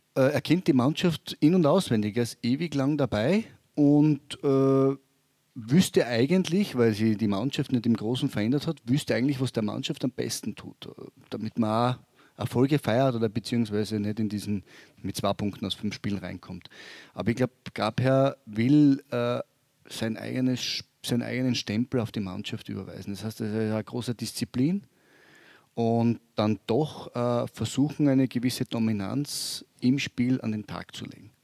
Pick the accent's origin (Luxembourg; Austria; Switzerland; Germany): Austria; Graz, Styria; now in Vorarlberg, Austria; ich bin ein Steirer, muss ich immer darauf hinweisen, na na, ich bin ein Grazer